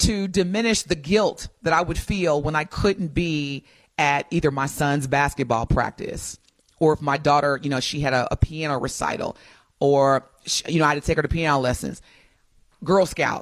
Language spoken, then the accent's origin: English; Indiana, United States; growing up in Indiana, we picked corn in the summer